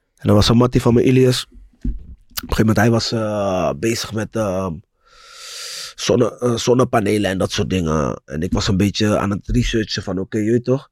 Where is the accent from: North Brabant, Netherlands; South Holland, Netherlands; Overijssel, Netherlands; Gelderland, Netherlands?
South Holland, Netherlands; Rotterdam; Ik kom uit Rotterdam-West, Mauritsstraat. Broer, ik, ik woonde naast Pauluskerk